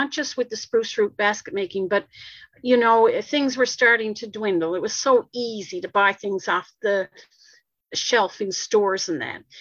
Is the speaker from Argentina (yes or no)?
no; Corner Brook, Newfoundland and Labrador, Canada; I'm from Cornerbrook on the west coast of Newfoundland and Labrador, and I grew up in Cornerbrook.